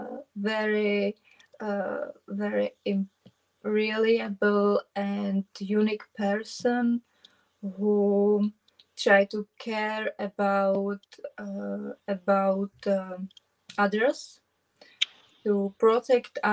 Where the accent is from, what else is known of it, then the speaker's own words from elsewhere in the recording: southeast Bohemia, Czechia; English is a second language; I'm from southeast of Bohemia.